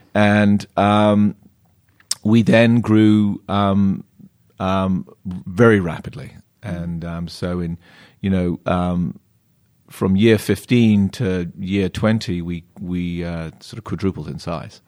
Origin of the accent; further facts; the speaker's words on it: Plymouth, South West England, United Kingdom; now in California, United States; I grew up in a sleepy little county called Devon, um, and just outside of a town called Plymouth